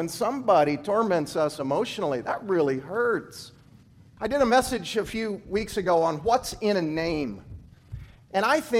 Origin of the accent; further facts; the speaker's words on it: Kansas, United States; also born or lived in Tuscaloosa, Alabama; now in Nebraska, United States; I came from Alabama. Now, I grew up in Kansas, but I've worked the past 10 years in Alabama. And the town I was in was Tuscaloosa, where the University of Alabama is.